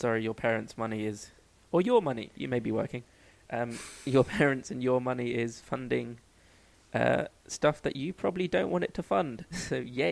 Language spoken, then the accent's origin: English; London, United Kingdom; I was born in Northwick Park Hospital.